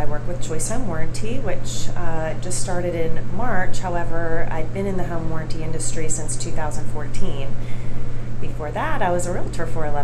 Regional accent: Pittsburgh, Pennsylvania, United States; moved away as an adult; now in Georgia, United States; I grew up in Pittsburgh, Pennsylvania, so I'm a Yankee, and however, I'm a Southern at heart.

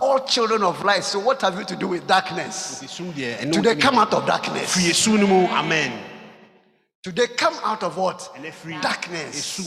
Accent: Ga, Greater Accra, Ghana; also born or lived in Koforidua, Ghana / Kumasi, Ghana; I went to school at Mount Proby, South One. And later on went to Collegono 2 and 3.

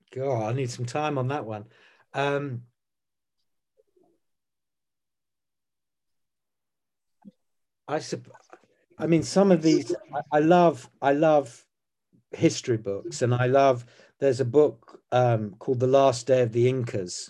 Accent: Croydon, London, United Kingdom; I was born in Croydon on a road called Marpit Lane

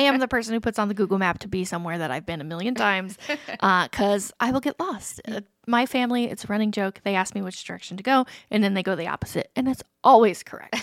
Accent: Alexandria, Indiana, United States; I grew up in Alexandria

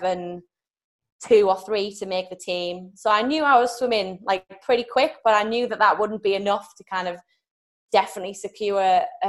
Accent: United Kingdom; I'm from Great Britain

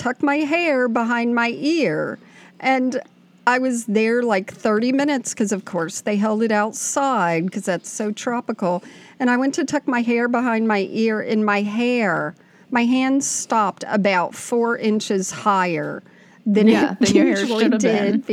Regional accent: South Florida, United States; moved away; we both grew up in South Florida, and we've known each other since we were 1 year old

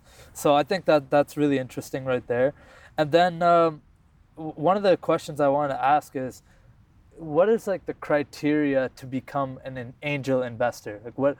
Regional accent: Ottawa, Ontario, Canada; growing up in Ottawa

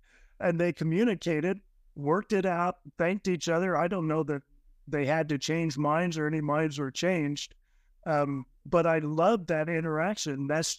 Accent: New Jersey, United States; I grew up Methodist in New Jersey and went to Catholic high school.

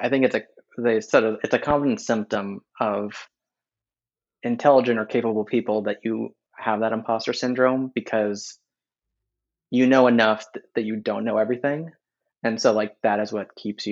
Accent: California, United States; moved away as an adult; also born or lived in East Coast; growing up in California and living on the East Coast for the past decade

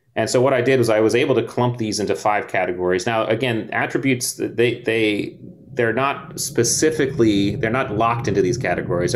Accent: Connecticut, United States; I grew up in Connecticut on the beach

